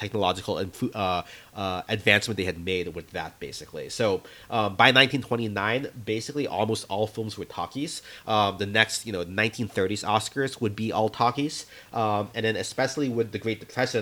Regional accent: Jacksonville, Florida, United States; moved away; I'm originally also from Jacksonville, Florida

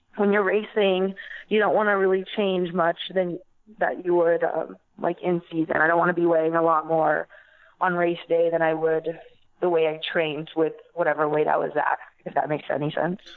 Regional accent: East Valley, Arizona, United States; born and raised um, from the East Valley

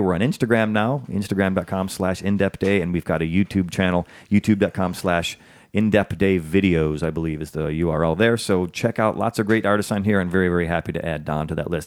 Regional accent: the North, United States; also born or lived in the South; I was born in the South, but I was raised in the North

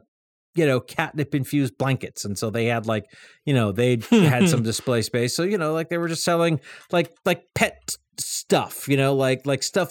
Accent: Eastern Massachusetts, United States; growing up in Eastern Mass

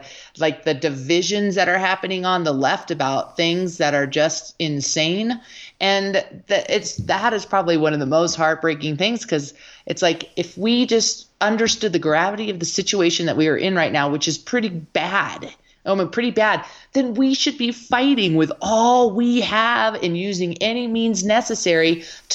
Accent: Colorado, United States; in Colorado, I remember very distinctly as a child

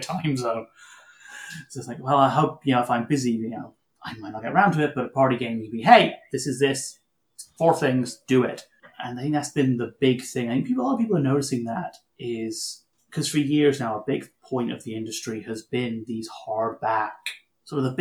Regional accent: Canada; we're Canadian

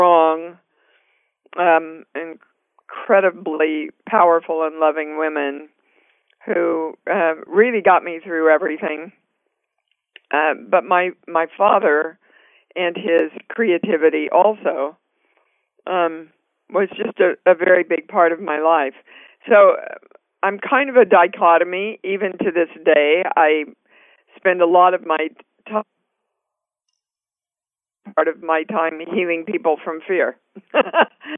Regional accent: Kansas City, Kansas, United States; moved away as an adult; also born or lived in New York City; I was born and raised in Kansas City, Kansas. Actually, never left Kansas City until I was around 27

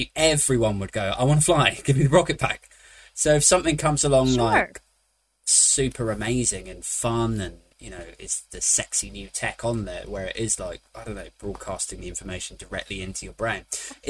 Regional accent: United Kingdom; I am British

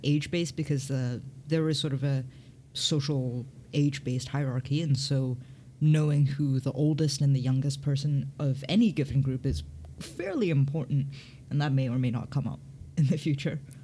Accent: Hong Kong; I grew up in Hong Kong

